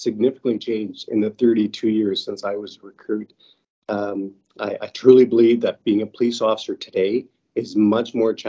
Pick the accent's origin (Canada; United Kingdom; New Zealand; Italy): Canada; British Columbia; moved away as an adult; also born or lived in Alberta / Saskatchewan / Manitoba / Ontario; now in Calgary, Canada; although I grew up in British Columbia, I worked in Alberta, Saskatchewan, Manitoba, and Ontario.